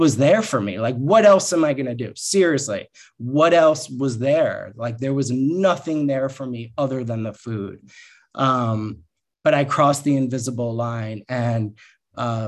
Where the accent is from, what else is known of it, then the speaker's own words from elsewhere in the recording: Long Island, New York, United States; I grew up on Long Island in a very, you know, perfect childhood on the outside